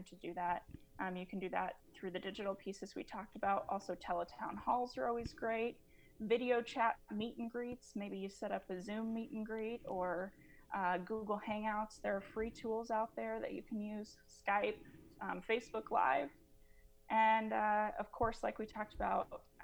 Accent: Kansas, United States; my home state of Kansas

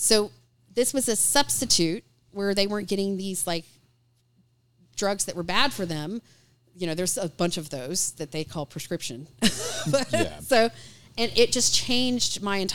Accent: Austin, Texas, United States; now in Raleigh, United States; I grew up in Austin, Texas, and it was a big deal down there

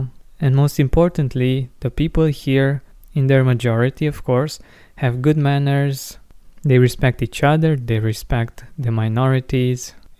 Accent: Romania; moved away as an adult; now in Cluj-Napoca, Romania; I'm from a small town, about 120 kilometers from Cluj, and I came here for my university studies.

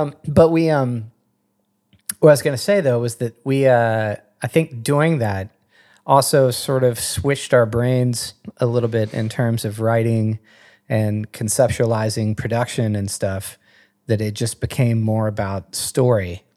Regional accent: Madison, West Virginia, United States; moved away; I am from West Virginia

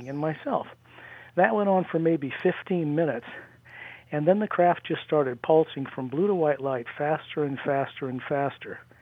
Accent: near Salt Lake, Utah, United States; Utah, where I grew up near Salt Lake.

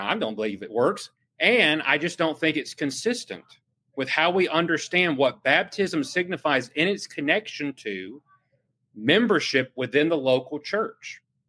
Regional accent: United States; as an American here

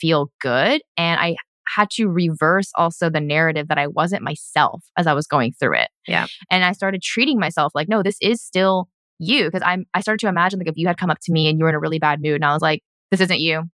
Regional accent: United States; moved away as an adult; now in Vancouver, Canada; coming down here back to my hometown

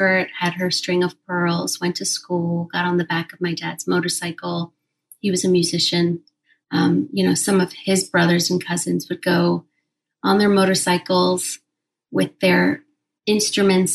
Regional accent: Kabul, Afghanistan; now in United States; I was born in Kabul, Afghanistan, during the Soviet invasion.

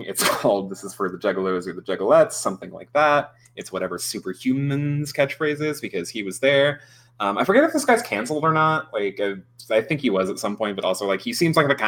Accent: Seattle, Washington, United States; my hometown

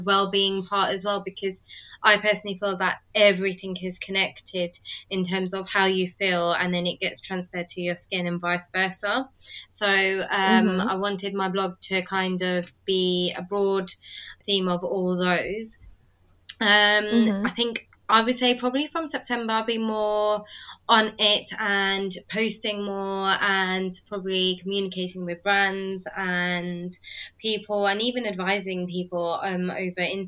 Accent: United Kingdom; accent: British; also born or lived in London; I'm British, as you can maybe tell from my accent. I currently live in London

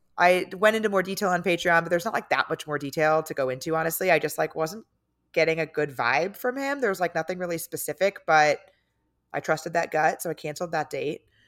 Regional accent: San Diego, California, United States; moved away; I'm from San Diego

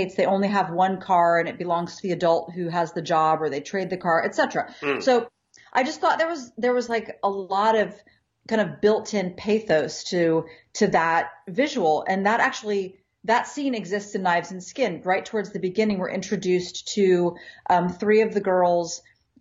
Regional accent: Ohio, United States; I grew up in Ohio, outside of a city

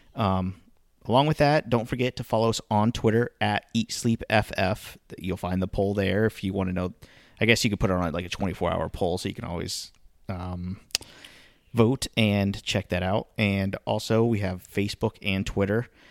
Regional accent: Florida Keys, United States; I grew up in the Florida Keys.

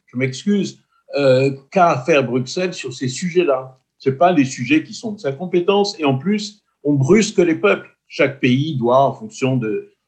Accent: Corsica, France; je me sens corse, je suis français et je suis européen.

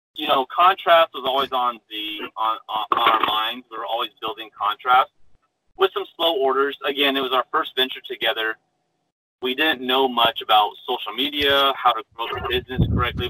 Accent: Phoenix, Arizona, United States; I was born and raised in Phoenix, Arizona.

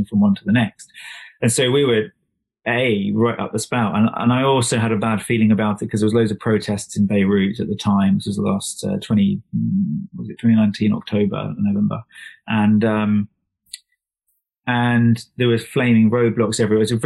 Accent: England, United Kingdom; this nutter from England

